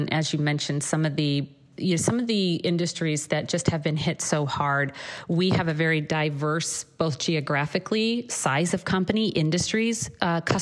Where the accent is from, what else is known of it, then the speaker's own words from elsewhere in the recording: Missouri, United States; also born or lived in Chicago; now in California, United States; growing up in Missouri